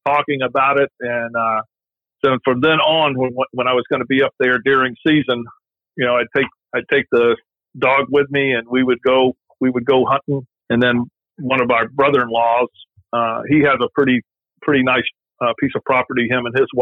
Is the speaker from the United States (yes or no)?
yes; South Alabama, United States; now in Ohio, United States; I grew up in South Alabama, just north of the Florida Panhandle border, so L.A., Lower Alabama